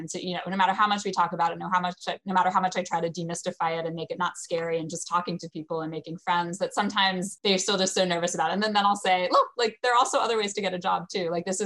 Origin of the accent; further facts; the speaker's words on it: United States; being an American